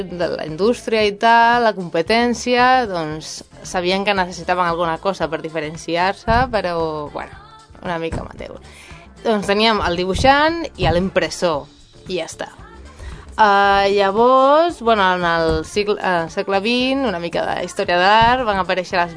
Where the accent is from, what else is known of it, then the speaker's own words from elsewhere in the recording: Galicia, Spain; jo, que vinc de, de Galícia, en Galícia, no, en Galícia no és tan típic, allò, o no era tan típic quan jo vaig començar